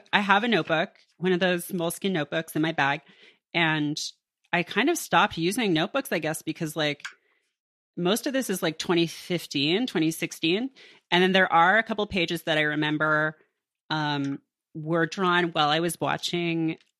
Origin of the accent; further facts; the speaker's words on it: Canada; They can take advantage of my generosity and inborn kindness because I'm from Canada.